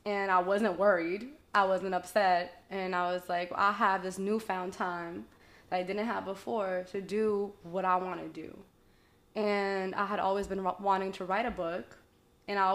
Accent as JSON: {"language": "English", "town": "Boston", "region": "Massachusetts", "country": "United States", "tie": "born or raised there", "said": "I was born and raised in Boston, East Boston specifically"}